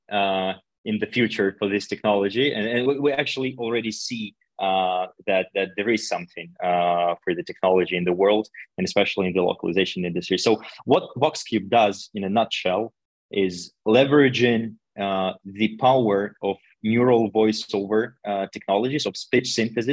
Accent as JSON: {"language": "English", "country": "Russia", "also_born_or_lived": "China", "second_language": "English", "moved": "yes", "lives_now": "Vienna, Austria", "said": "I'm originally from Russia, and now I live in Vienna for quite some time already."}